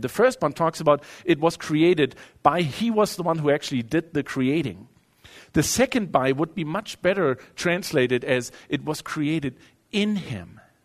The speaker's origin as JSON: {"language": "English", "country": "Germany", "tie": "born or raised there", "moved": "as an adult", "lives_now": "United States", "said": "growing up in Europe"}